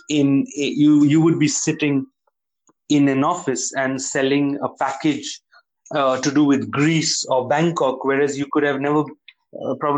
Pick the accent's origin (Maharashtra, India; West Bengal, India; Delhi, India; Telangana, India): West Bengal, India; Kalimpong; also born or lived in Darjeeling; as a kid growing up in Kalimpong